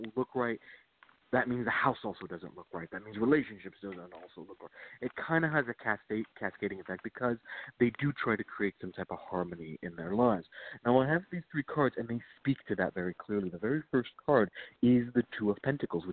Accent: Virginia, United States; I am from Virginia

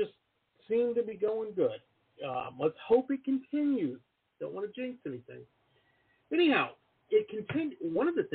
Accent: Detroit, Michigan, United States; moved away as an adult; also born or lived in Boston; now in San Diego, United States; I grew up in Detroit and went to school out in Boston

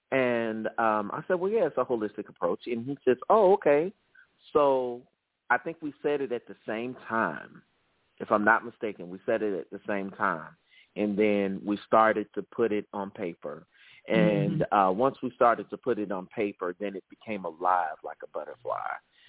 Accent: the South, United States; So growing up in the South, all Southern men were taught to be macho. And unfortunately, that was not my case.

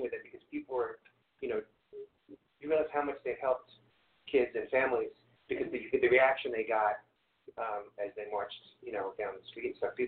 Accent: Long Island, New York, United States; I grew up in Long Island

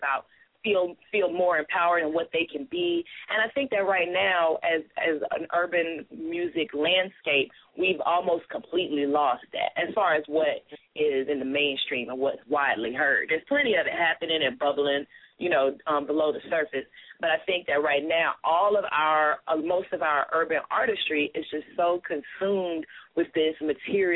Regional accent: Columbia, South Carolina, United States; I'm from Columbia, South Carolina. You know, I'm a Southern girl, a country girl

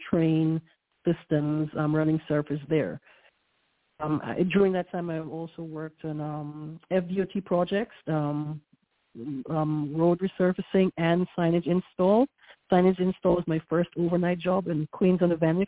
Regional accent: Guyana; also born or lived in New York, United States / Central Florida, United States; now in Florida, United States; I was born in Guyana, South America, which I'm West Indian/Caribbean

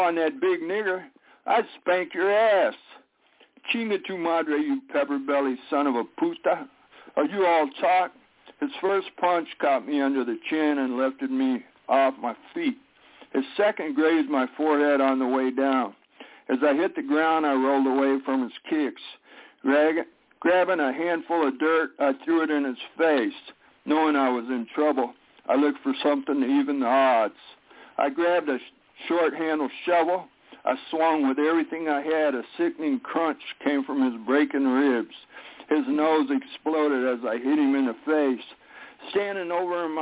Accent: New Mexico, United States; now in Milwaukee, United States; that's where I grew up in New Mexico, right on the Texas line

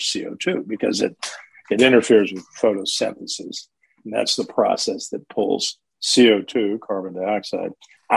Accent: Los Angeles, California, United States; I grew up in Los Angeles

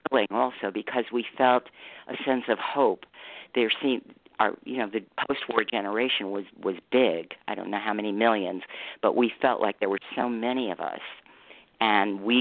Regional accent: Manhattan, New York, United States; also born or lived in Los Angeles; It was we moved around a lot. I grew up in New York, Manhattan, which was kind of felt like the center of the universe.

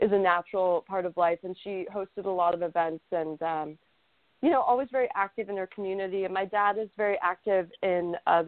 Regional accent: Houston, Texas, United States; I'm from Houston, Texas

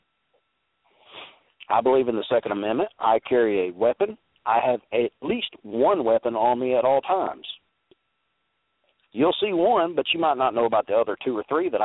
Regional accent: Alabama, United States; I'm from Alabama

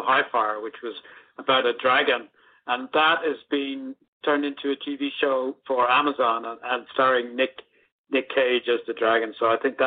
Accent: Ireland; when I was going to school back in the 70s and 80s, there really was only one culture in Ireland

